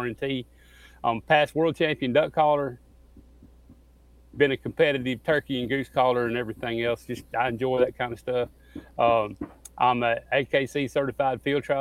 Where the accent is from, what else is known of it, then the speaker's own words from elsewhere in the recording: Missouri Ozarks, United States; moved away; I've come from the Missouri Ozarks originally.